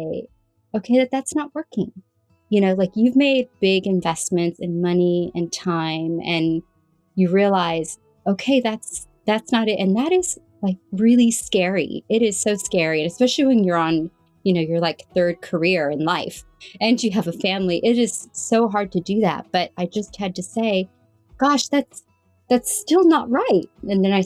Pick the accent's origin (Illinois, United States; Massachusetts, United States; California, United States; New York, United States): California, United States; I grew up in California